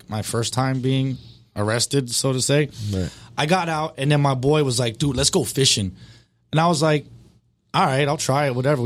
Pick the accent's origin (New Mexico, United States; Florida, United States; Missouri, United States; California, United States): Florida, United States; Hollywood; now in Pembroke Pines, United States; Born in Hollywood.